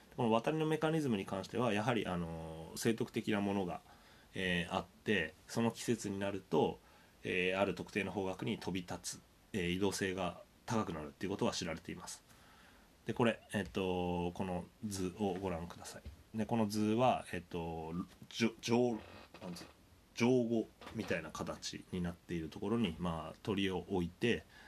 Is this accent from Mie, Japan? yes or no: no; Sendai, Miyagi, Japan; 僕宮城県仙台市出身なんですけど